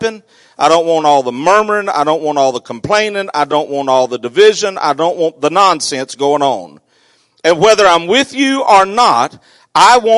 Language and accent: English; South Arkansas, United States; I grew up in South Arkansas